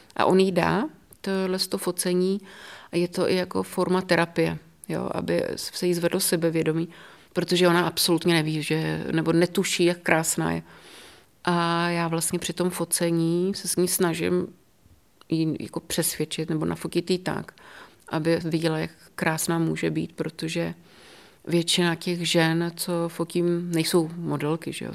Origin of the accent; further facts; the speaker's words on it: Hořice, Hradec Králové Region, Czechia; also born or lived in Davle; now in Český Krumlov, Czechia; já jsem se narodila v Podkrkonoší, v Hořicích